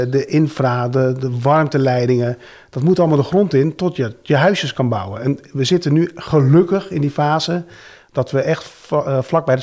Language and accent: Dutch; Netherlands; Dat kunnen we wel als Nederlanders, land maken.